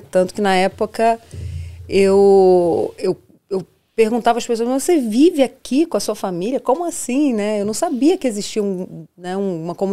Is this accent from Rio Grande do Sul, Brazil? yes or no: no; Rio de Janeiro, Brazil; moved away as an adult; Nada disso, não, não, não. Vim, como a maioria dos brasileiros vem, sem nada a perder.